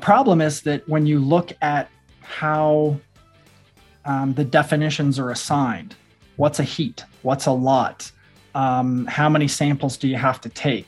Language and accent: English; southwest Missouri, United States; also born or lived in Iowa; moved to Missouri, southwest part of the state, around 11 years old. So I kind of claim that as my home, because that was where my formative years took place